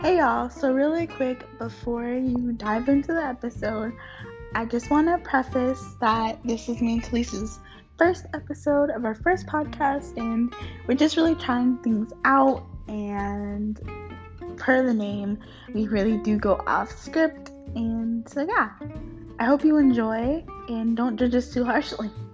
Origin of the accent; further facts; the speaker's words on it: Raleigh, North Carolina, United States; also born or lived in Newark, New Jersey; I was born in Newark, New Jersey, and I think I moved to Raleigh when I was about three